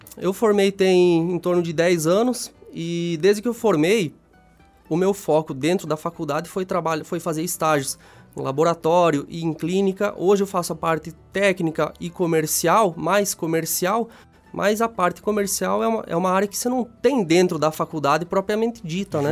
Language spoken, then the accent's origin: Portuguese; Xanxerê, Santa Catarina, Brazil; eu sou natural de Xanxerê, é uma cidade pertinho daqui, dá uns 40 quilômetros.